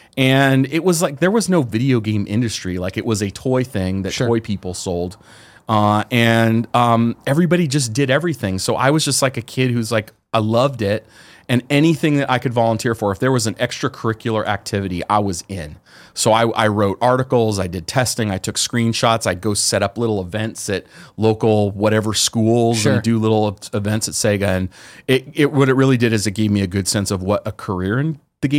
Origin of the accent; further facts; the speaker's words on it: San Jose, California, United States; because I'm from the Bay Area. So I grew up in San Jose.